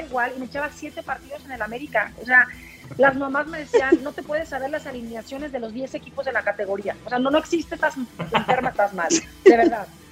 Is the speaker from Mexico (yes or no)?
yes; Mexico; representé a México